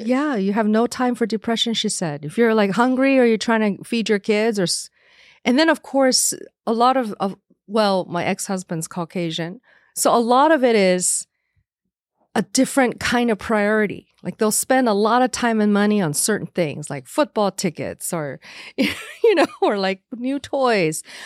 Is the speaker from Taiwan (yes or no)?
yes; Taiwan; moved away; I was born as an American citizen, but in Taiwan